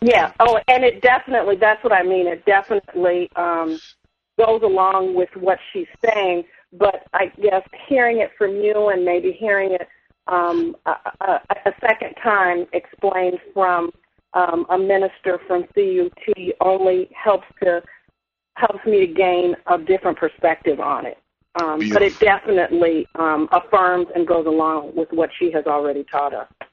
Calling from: Chicago, Illinois, United States; I'm calling from Chicago

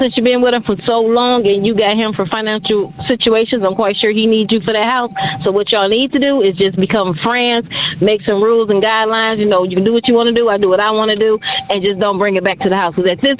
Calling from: Michigan, United States; I'm calling from Michigan.

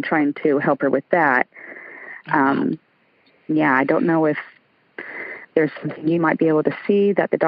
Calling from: Lakeland, Florida, United States; Lakeland, Florida.

